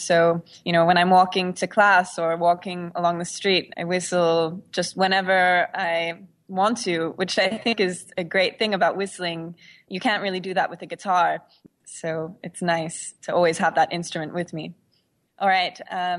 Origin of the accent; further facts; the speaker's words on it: Mullumbimby, New South Wales, Australia; I am from Australia, a small town called Mullumbimby. It's in the north coast of New South Wales.